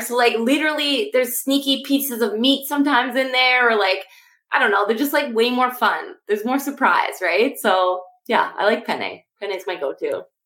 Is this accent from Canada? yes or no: yes; Canada; I am from Canada